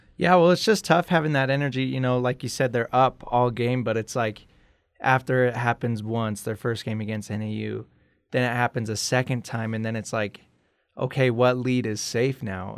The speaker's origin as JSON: {"language": "English", "town": "Brigham City", "region": "Utah", "country": "United States", "tie": "born or raised there", "said": "I grew up in Brigham City, Utah. It's about an hour north of Salt Lake"}